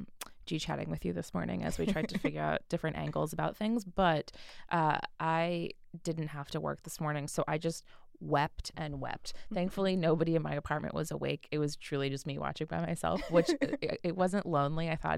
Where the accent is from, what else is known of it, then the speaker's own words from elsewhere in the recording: United States; we're American.